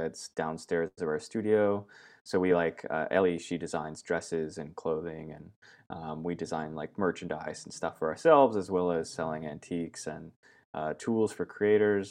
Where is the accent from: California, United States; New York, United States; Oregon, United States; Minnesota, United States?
Oregon, United States; Myrtle Creek; moved away as an adult; also born or lived in Virginia; now in Australia; I was born in Virginia, uh, but then I moved to Oregon when I was, uh, young, young boy, about five years old, and I grew up in Southern Oregon in a really small town called Myrtle Creek.